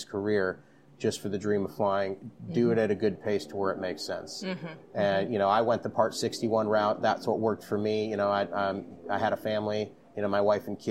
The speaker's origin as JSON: {"language": "English", "town": "Jupiter", "region": "Florida", "country": "United States", "tie": "born or raised there", "lives_now": "Orlando, United States", "said": "I'm originally from Jupiter, Florida, which is right on the coast"}